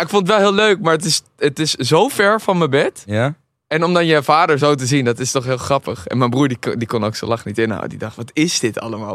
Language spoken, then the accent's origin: Dutch; Amsterdam, North Holland, Netherlands; ik ben in Amsterdam opgegroeid